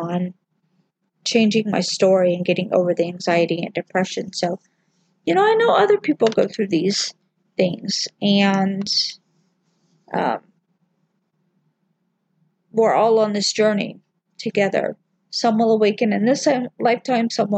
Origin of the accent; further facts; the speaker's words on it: the South, United States; I grew up in the South